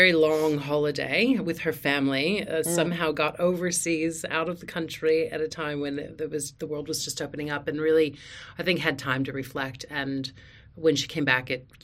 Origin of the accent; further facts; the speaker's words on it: United States; moved away as an adult; now in Australia; I'm an American living here in Australia. I'm an Australian citizen. Moved here with my family, Australian husband and three children, back in 2010